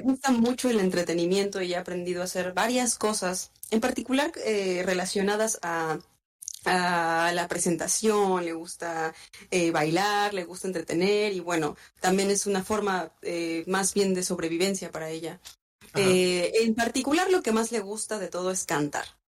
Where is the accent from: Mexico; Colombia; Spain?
Mexico; Morelos; now in Cancún, Mexico; Yo soy de un lugar llamado Morelos, que está en el centro de México, pero ahora radico en Cancún, Quintana Roo